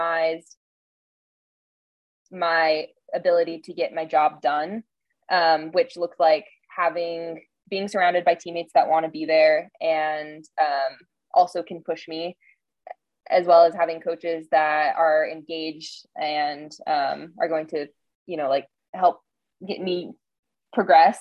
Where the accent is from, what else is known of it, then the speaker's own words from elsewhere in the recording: Montana, United States; moved away; also born or lived in Bend, Oregon; growing up in Montana, I have a connection to nature that, I grew up in the mountains